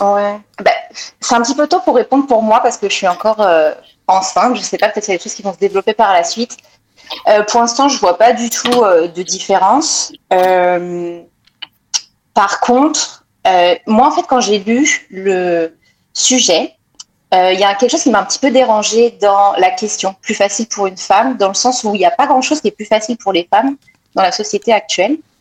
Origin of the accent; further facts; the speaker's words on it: France; moved away as an adult; now in Montreal, Canada; je viens de France, je suis née en France, j'ai grandi en France